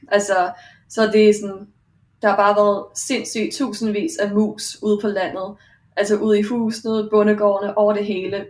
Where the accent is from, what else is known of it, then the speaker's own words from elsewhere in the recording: Denmark; now in Australia; jeg kommer fra Danmark.